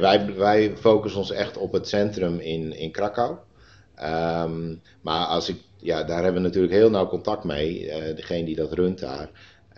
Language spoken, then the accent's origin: Dutch; Terschelling, Friesland, Netherlands; also born or lived in Putten; now in Nijkerk, Netherlands; ik ben geboren en opgegroeid op de Schelling